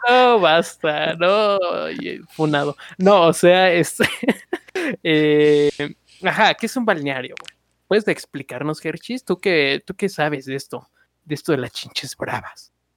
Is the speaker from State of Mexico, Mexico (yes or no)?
yes; Chimalhuacán, State of Mexico, Mexico; Yo desde que nací en Chimalhuacán